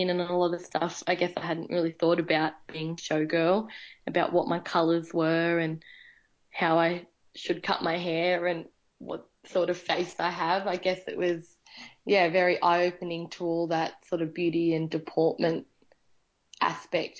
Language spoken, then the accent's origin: English; Lower Belford, New South Wales, Australia; also born or lived in Singleton, New South Wales; I've been a part of the Singleton community all my life, growing up in Lower Belford, which is just outside Singleton, and I did my high schooling in Singleton.